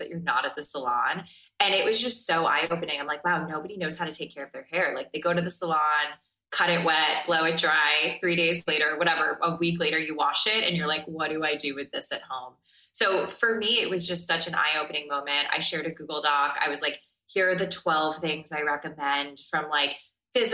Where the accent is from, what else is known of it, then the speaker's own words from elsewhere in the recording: South Florida, United States; I even remember being like the weirdo kid growing up in South Florida